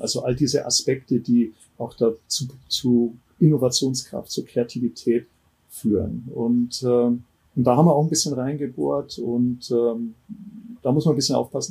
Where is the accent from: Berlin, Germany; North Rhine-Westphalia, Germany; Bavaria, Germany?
Bavaria, Germany; Ammersee; also born or lived in Munich; ich bin am Ammersee aufgewachsen